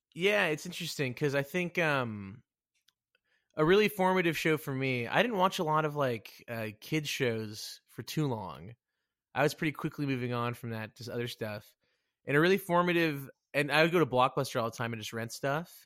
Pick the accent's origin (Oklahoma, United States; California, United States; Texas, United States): Texas, United States; Dallas; also born or lived in Plano, Texas; I'm from, uh, Dallas, freaking Texas